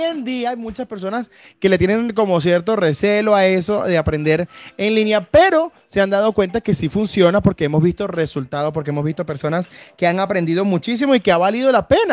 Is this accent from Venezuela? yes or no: yes; Venezuela; now in Bucaramanga, Colombia; No somos ni colombianos ni santanderianos, somos venezolanos, pero debemos decir que eh, Colombia y específicamente Bucaramanga nos ha recibido muy, muy, bien.